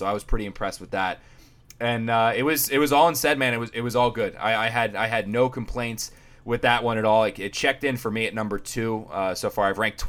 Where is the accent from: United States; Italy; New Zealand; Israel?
United States; New Jersey; I'm from South Jersey